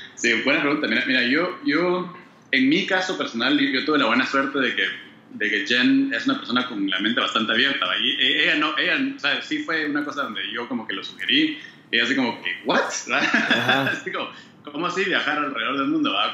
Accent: Guatemala; now in United States; yo soy de Guate, ¿va? Y mi familia todavía vive, en Guate

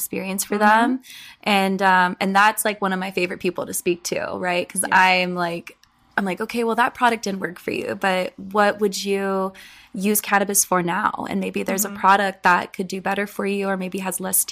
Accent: San Diego, California, United States; also born or lived in Orange County; I was born and raised in San Diego

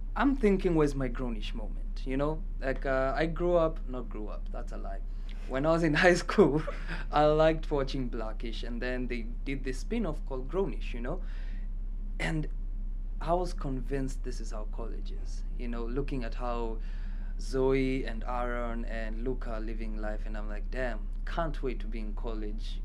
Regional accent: Kenya; moved away; i'm kenyan

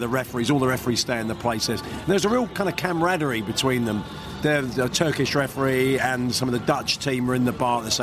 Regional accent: England, United Kingdom; we're English.

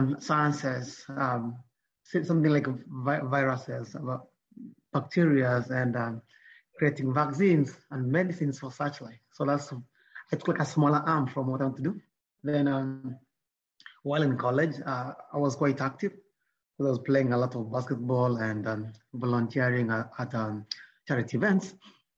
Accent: Nyamira, Nyamira County, Kenya; I grew up in Nyamira

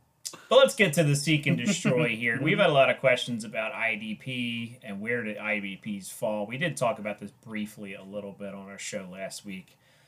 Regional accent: Philadelphia, Pennsylvania, United States; Yeah, and, you know, I'm neutral, even though I'm from the Philly area.

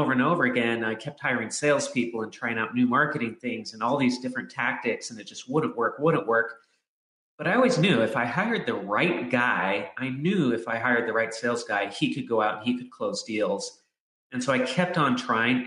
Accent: Southern California, United States; I grew up in Southern California where all the pros are

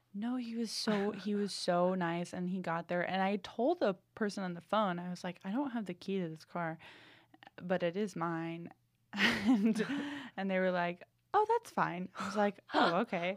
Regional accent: New England, United States; moved away as an adult; now in Los Angeles, United States; I'm from New England

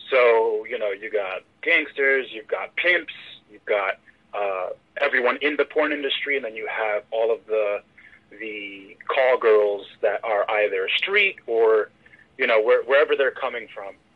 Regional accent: Philadelphia, Pennsylvania, United States; I was born in Philadelphia, PA

